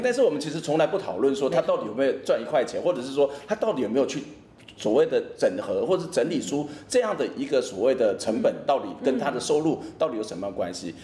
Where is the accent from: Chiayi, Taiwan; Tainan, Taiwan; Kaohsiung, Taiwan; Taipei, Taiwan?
Kaohsiung, Taiwan; 我从小在高雄前阵子